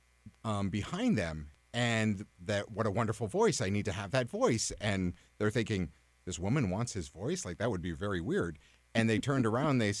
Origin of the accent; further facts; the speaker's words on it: Newport, Vermont, United States; I grew up in Newport and would come down to Burlington, and it was coming to the big city